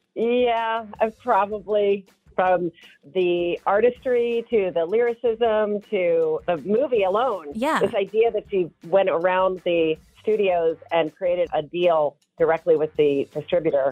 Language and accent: English; Anne Arundel County, Maryland, United States; I grew up in Anne Arundel County